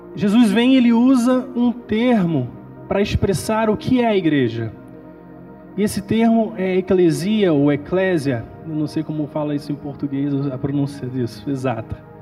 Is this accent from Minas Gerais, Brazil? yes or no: no; Nova Friburgo, Rio de Janeiro, Brazil; now in England, United Kingdom; Eu sou de Friburgo